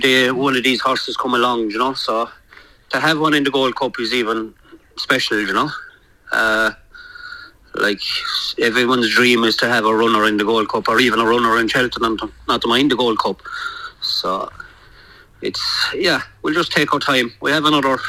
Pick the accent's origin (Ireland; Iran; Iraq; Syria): Ireland; moved away as an adult; now in United Kingdom; Davey grew up with me in Ireland, and I came from Ireland there over 12 months ago